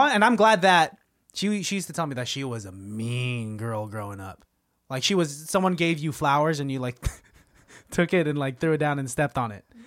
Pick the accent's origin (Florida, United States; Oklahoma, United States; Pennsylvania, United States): Pennsylvania, United States; Pittsburgh; growing up in Pittsburgh